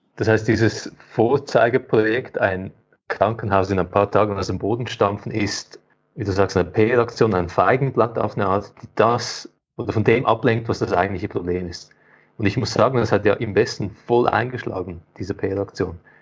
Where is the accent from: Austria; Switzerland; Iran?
Switzerland; bei uns in der Schweiz